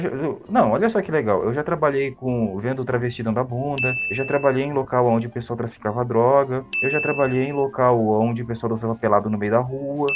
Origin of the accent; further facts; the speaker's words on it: Maringá, Paraná, Brazil; Eu cresci, nasci em Maringá